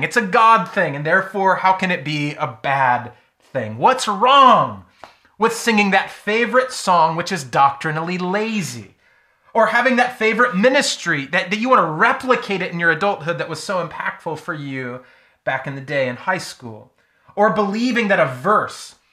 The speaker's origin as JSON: {"language": "English", "country": "United States", "said": "as American, United States Christians"}